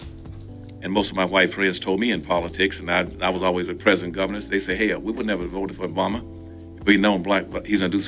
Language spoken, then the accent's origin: English; Winston-Salem, North Carolina, United States; I grew up in Winston-Salem, North Carolina